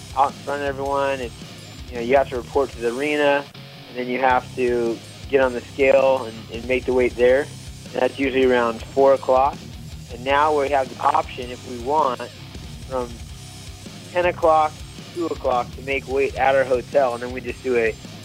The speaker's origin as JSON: {"language": "English", "region": "California", "country": "United States", "tie": "born or raised there", "also_born_or_lived": "Santa Barbara / Sacramento", "said": "born and raised in California, Santa Barbara, Sacramento, all over the northern coast"}